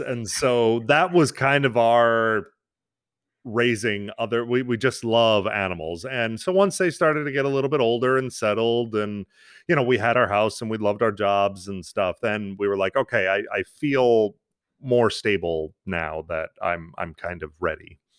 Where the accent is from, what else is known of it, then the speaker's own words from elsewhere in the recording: New York, United States; moved away; I was born and raised in New York